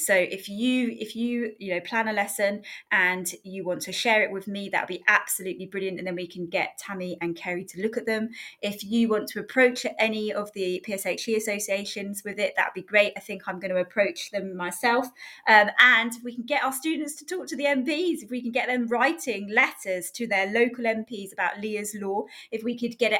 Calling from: South Africa; I'm listening from South Africa.

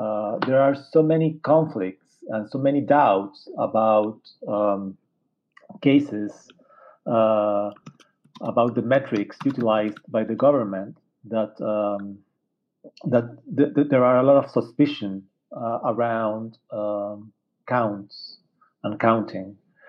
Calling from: Santiago, Santiago Metropolitan Region, Chile; I'm calling from Santiago, Chile's capital.

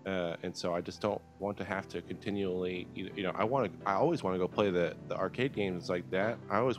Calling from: Texas, United States; I'm calling from Texas.

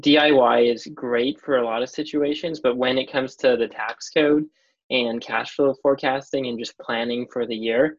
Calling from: Vancouver, British Columbia, Canada; I am calling from Vancouver, British Columbia.

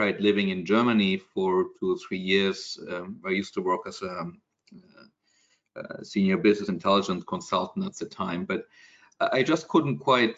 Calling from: Singapore; Yeah, so as you mentioned, I'm calling from Singapore. I moved here about 11 years ago.

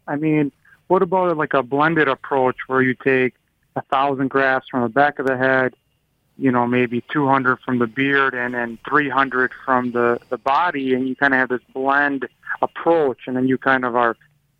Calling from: Illinois, United States; This is … from Illinois.

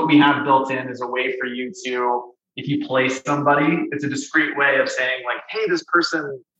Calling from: Denver, Colorado, United States; Because in Colorado, I'm calling from Denver.

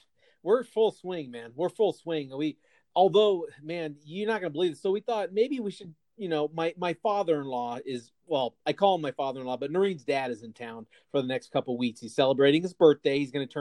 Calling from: Phoenix, Arizona, United States; I'm recording from Kirchworth Manor South in Phoenix, Arizona, also with a couple of sleeping animals in my recording studio

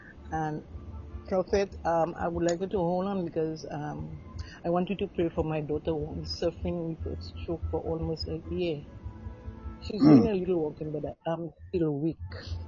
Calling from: St. Lucia; I'm calling from St. Lucia.

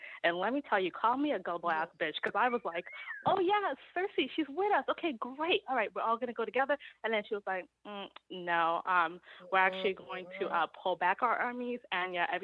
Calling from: New York, United States; calling from New York

